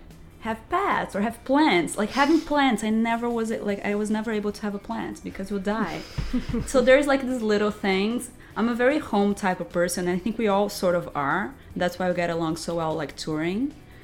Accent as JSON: {"language": "English", "country": "Brazil", "said": "we're from Brazil, so we're always going back home or something."}